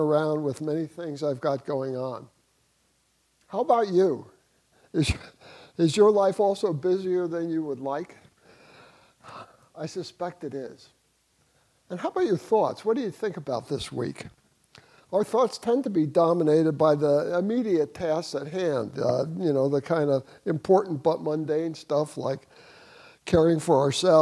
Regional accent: New Jersey, United States; moved away as an adult; now in St. Petersburg, United States; I grew up in New Jersey

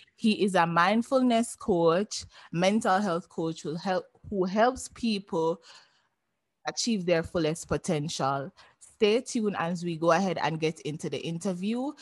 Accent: Jamaica; I'm Jamaican

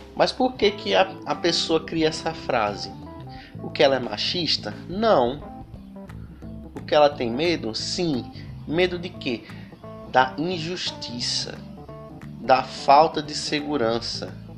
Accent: Brazil; nós também somos brasileiros

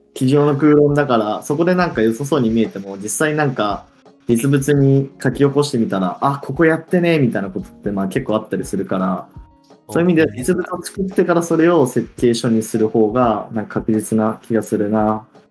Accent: Hiroshima, Japan; 広島、地元

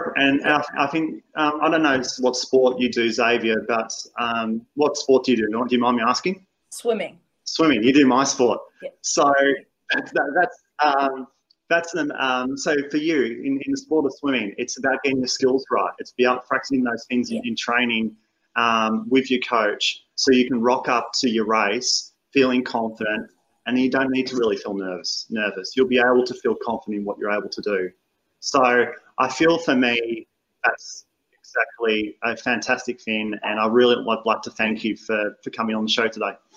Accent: Australia

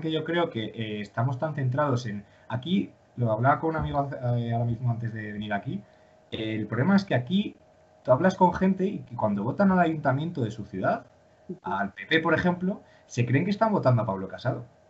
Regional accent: León, Castile and León, Spain; yo, pues ya sabéis, que soy de León

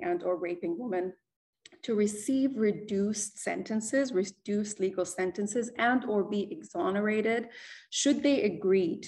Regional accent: Jordan; moved away; I was raised in Jordan. My family moved there after 1990.

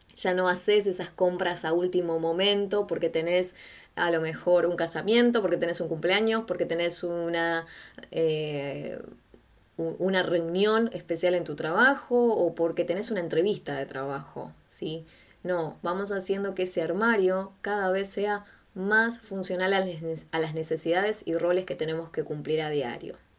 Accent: Quilmes, Buenos Aires Province, Argentina; yo soy de Quilmes.

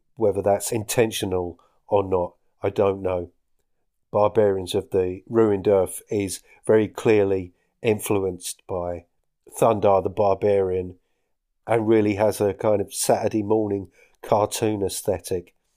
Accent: Essex, East of England, United Kingdom; moved away as an adult; now in Scottish Highlands, United Kingdom; I'm from Essex, in case you couldn't tell.

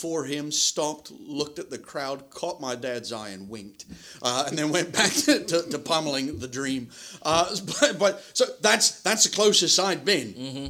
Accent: Kingston upon Thames, London, United Kingdom; No, I'm from Kingston-upon-Thames, which is a borough of London.

